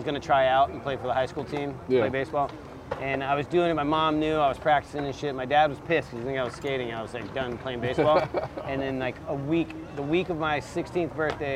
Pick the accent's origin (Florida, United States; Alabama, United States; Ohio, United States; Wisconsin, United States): Florida, United States; Gulf Breeze; moved away as an adult; also born or lived in San Diego / Carlsbad / Encinitas; It was good. It was good for skateboarding because it was a beach town